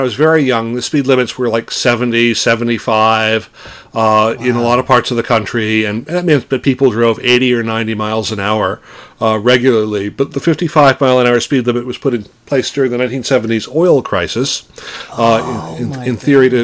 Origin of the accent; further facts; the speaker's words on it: Midwest, United States; the small industrial Midwestern town I grew up